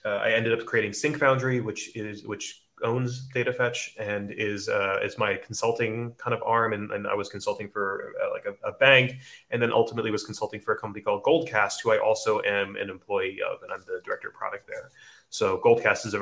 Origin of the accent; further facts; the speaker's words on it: New Jersey, United States; moved away as an adult; now in Sydney, Australia; I'm from New Jersey, but I live in Bondi, Sydney, Australia